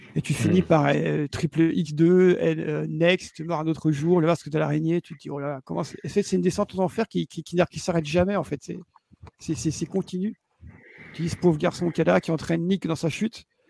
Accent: Belgium; je suis belge

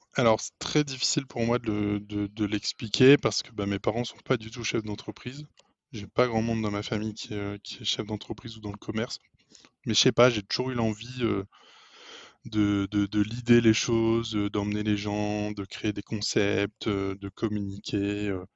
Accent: Lille, Hauts-de-France, France; je suis lillois j'ai 29 ans

